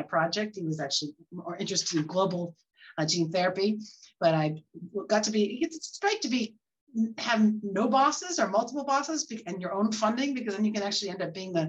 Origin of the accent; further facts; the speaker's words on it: Bay Area, California, United States; moved away as an adult; also born or lived in Houston; now in Boston, United States; I grew up in the Bay Area, but I came here to Boston at the age of 25